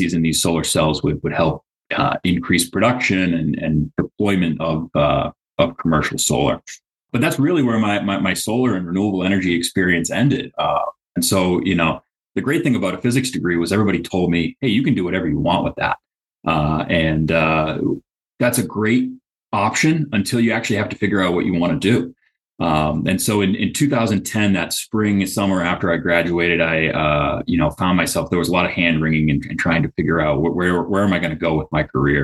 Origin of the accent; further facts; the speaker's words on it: Central Massachusetts, United States; I grew up in Central Mass